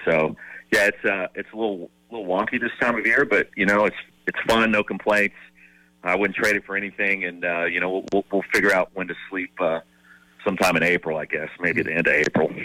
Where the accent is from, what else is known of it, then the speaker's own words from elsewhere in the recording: Columbia, South Carolina, United States; moved away; I grew up in Columbia